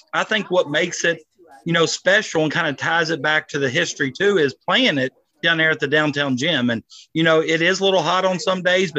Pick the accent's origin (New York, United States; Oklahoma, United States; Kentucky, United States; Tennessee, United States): Kentucky, United States; Augusta; growing up in Augusta